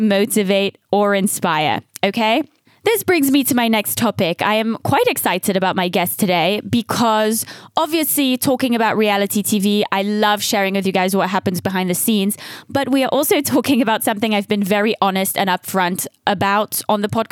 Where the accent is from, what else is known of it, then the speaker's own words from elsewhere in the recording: Switzerland; first language French; English is a second language; moved away; also born or lived in United Kingdom / Los Angeles, United States; I was born in Switzerland, moved to the UK. I felt more attached to my British roots